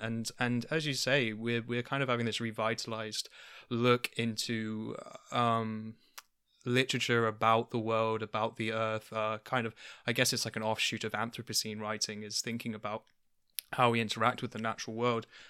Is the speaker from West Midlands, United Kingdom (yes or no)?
no; London, United Kingdom; I grew up in London